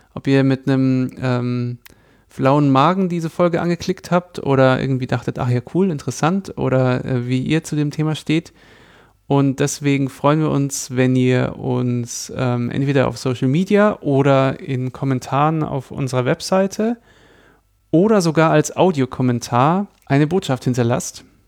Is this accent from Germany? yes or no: yes; Munich, Bavaria, Germany; also born or lived in Berlin; ich bin Münchner